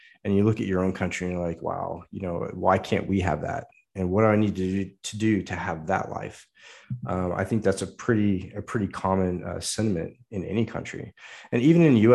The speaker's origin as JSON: {"language": "English", "country": "United States", "said": "as an American"}